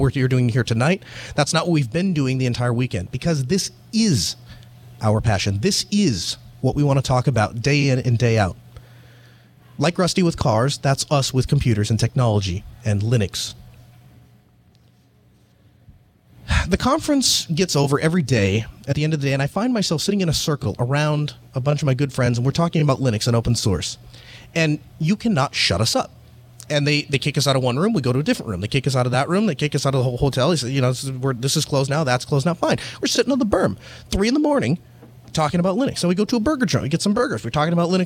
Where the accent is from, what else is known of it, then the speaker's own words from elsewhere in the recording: North Dakota, United States; I'm from North Dakota